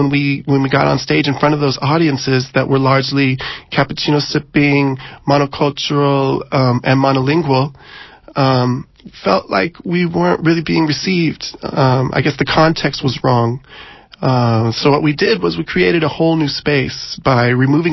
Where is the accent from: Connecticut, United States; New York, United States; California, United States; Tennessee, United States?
California, United States; San Diego; moved away as an adult; now in San Francisco, United States; it's my hometown